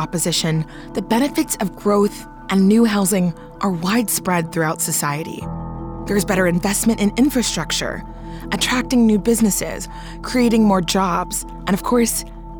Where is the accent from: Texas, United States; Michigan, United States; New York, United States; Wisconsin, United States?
Texas, United States; a city in my home state, Houston, Texas.